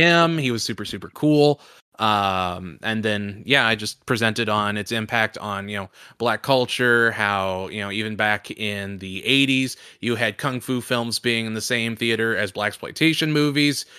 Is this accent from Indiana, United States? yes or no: yes; Indianapolis, Indiana, United States; moved away; my hometown of Indianapolis